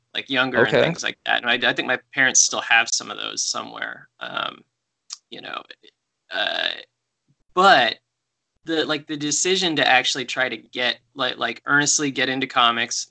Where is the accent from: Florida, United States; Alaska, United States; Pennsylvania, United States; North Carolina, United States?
Alaska, United States; Anchorage; moved away; I grew up in Anchorage, Alaska